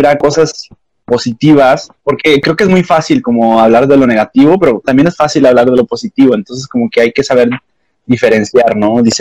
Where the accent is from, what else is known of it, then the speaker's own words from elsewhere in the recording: Mexico; de donde yo soy, en México, que es el norte